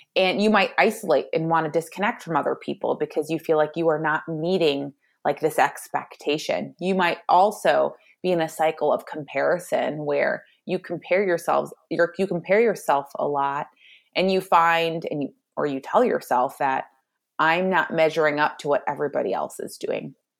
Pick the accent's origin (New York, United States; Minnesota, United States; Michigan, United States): Michigan, United States; I am from Michigan